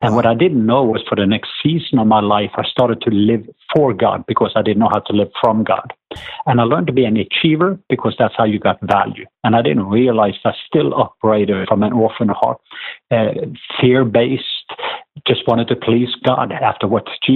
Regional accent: southwest Norway, Norway; accent: southern; now in Atlanta, United States; I'm from the southwest part of Norway. But we live in Atlanta. But as I grew up in Norway

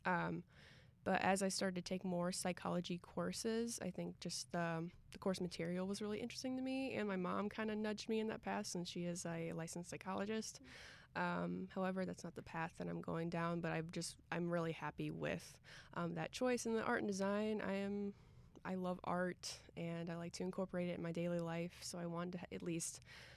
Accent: Cuyahoga Falls, Ohio, United States; I'm from Cuyahoga Falls, Ohio

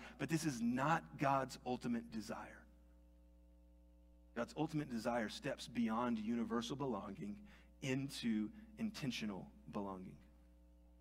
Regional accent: United States; I was born in America. I grew up saying the Pledge of Allegiance every day in school.

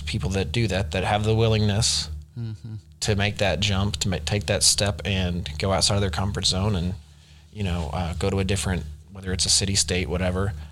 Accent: Dallas, Texas, United States; moved away as an adult; me growing up in Dallas

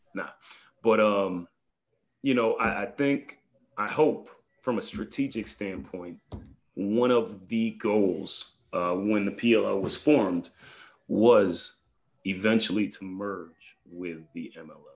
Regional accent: New York, United States; I'm a New Yorker

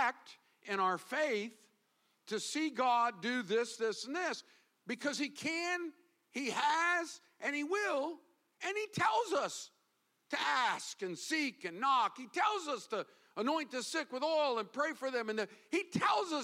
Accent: the South, United States; now in Florida, United States; growing up in the South

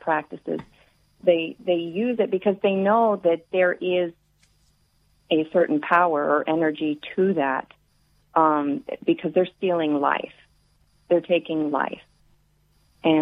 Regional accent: the South, United States; I grew up in the South

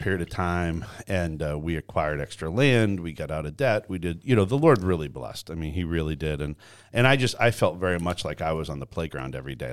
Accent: Canada; moved away; I was born and raised in Canada

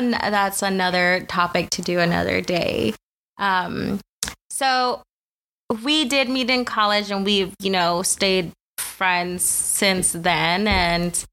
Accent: the Rio Grande Valley, Texas, United States; also born or lived in Mexico; I was raised in the Valley. Shout out 956 area code

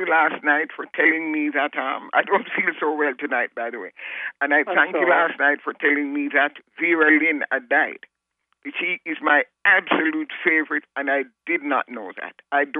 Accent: Kingston, Jamaica; I am from Jamaica. Good old history and geography.

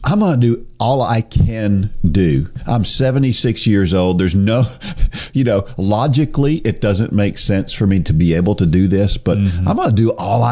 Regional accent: New Jersey, United States; moved away; I was born in New Jersey.

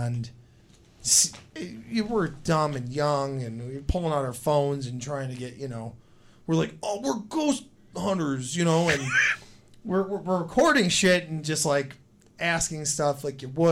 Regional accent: West Seneca, New York, United States; I grew up in West Seneca, on the West Seneca side of Indian Church

